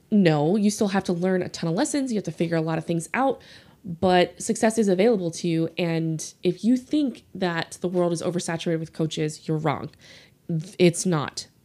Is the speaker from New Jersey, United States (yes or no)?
no; New Orleans, Louisiana, United States; accent: Southern; I grew up in New Orleans